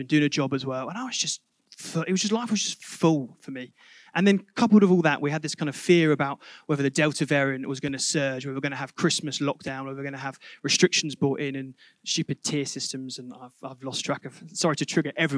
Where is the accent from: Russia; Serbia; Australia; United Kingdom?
United Kingdom; Reading, South East England; moved away; my hometown of Reading